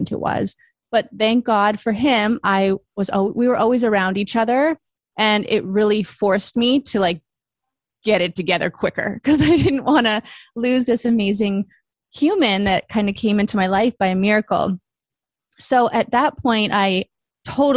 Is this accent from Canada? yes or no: yes; Vancouver, British Columbia, Canada; moved away as an adult; also born or lived in Toronto; Then I moved home from Toronto to Vancouver